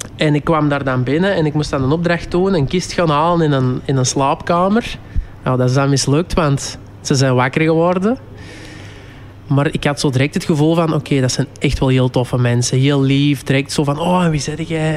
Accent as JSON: {"language": "Dutch", "area": "Kempen", "region": "Flanders", "country": "Belgium", "accent": "Kempisch", "said": "mijn Campisch"}